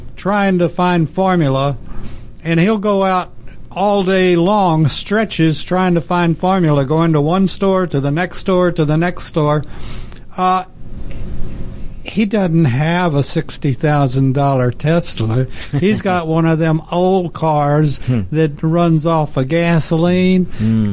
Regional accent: near the Permian Basin, Texas, United States; I grew up in Texas, mm-hmm. and I grew up near the Permian Basin

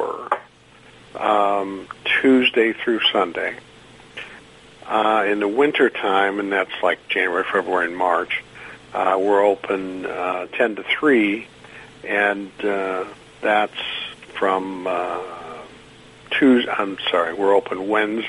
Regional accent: outside of Detroit, Michigan, United States; I grew up outside of Detroit

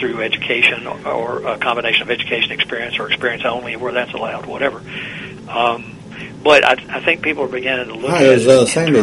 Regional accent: Virginia, United States; my home state of Virginia

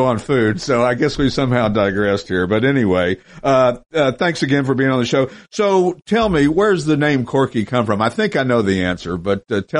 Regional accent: Knoxville, Tennessee, United States; moved away as an adult; now in Pennsylvania, United States; the girl knew I was from the South, from Knoxville.

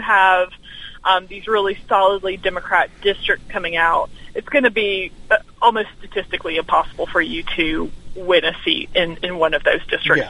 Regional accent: Alabama, United States; moved away as an adult; my home state is is Alabama. Okay. I, I moved here from from Alabama a few years okay. ago.

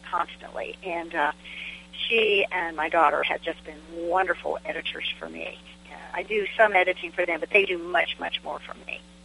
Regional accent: Fairfax County, Virginia, United States; now in Smith Mountain Lake, United States; I am a, a, a native-born Virginian, and I have lived most of my life in Virginia. I was born in Fairfax County, Virginia, which is northern Virginia

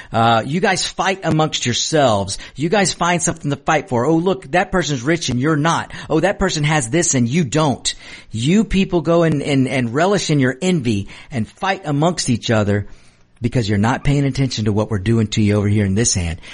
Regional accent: United States; I'm a hardworking American of Mexican descent

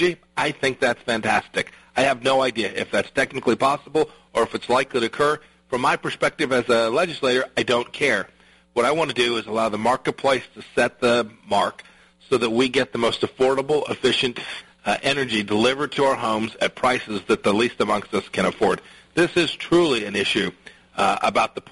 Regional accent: Kansas, United States; Our Kansas legislature

